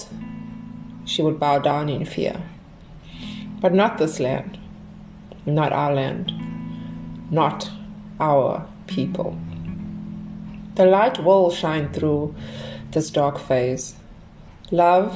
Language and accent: English; South Africa; born or raised there